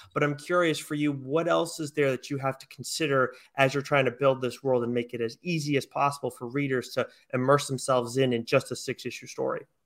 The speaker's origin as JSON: {"language": "English", "town": "Westport", "region": "Massachusetts", "country": "United States", "tie": "born or raised there", "also_born_or_lived": "Fall River, Massachusetts", "said": "I grew up in Westport, and currently I'm in uh, Fall River"}